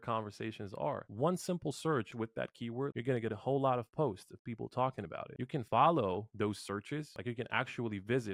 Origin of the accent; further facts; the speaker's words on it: Bosnia & Herzegovina; I come from Bosnia